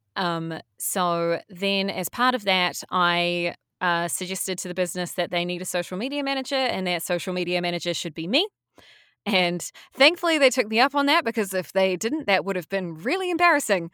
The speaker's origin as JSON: {"language": "English", "country": "New Zealand", "also_born_or_lived": "Wellington, New Zealand", "said": "I went to university as all Kiwi kids are encouraged to do."}